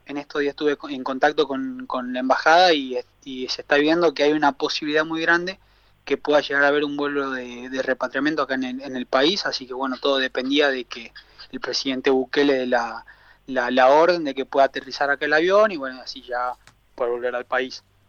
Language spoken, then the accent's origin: Spanish; Salta, Argentina; moved away as an adult; also born or lived in Buenos Aires, Argentina / Potosí, Bolivia; now in El Salvador; yo soy una persona simple del norte de Argentina, soy de Salta Capital